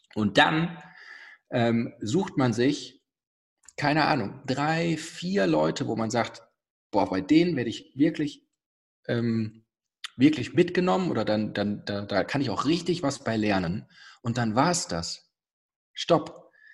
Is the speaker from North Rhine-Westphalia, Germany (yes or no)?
yes; near Bonn, North Rhine-Westphalia, Germany; ich komme aus der Nähe von Bonn